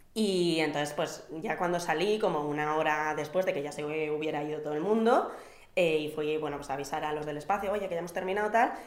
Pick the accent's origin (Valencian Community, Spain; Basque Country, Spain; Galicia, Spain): Basque Country, Spain; como buena vasca